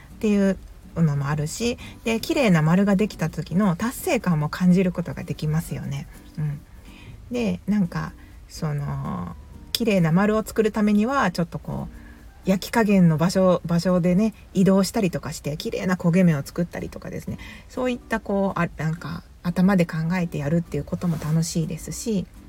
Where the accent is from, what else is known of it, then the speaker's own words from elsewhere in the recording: Kansai, Japan; 関西人なので